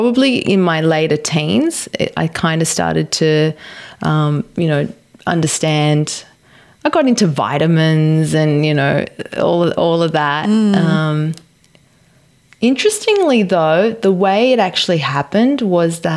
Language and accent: English; Australia; growing up in an Italian household, both my parents are Italian, growing up in Australia